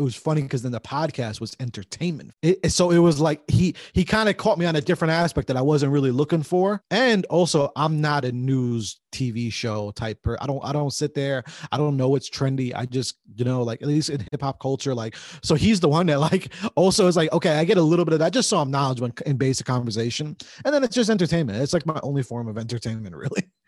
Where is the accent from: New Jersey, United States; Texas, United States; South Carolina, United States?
New Jersey, United States; we grew up here in Jersey